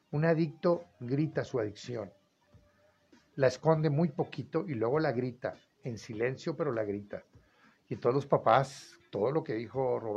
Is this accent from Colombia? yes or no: no; Mexico; en todo el mundo hay esto y los payasos somos los mexicanos, ya hasta el gobierno está dando permiso.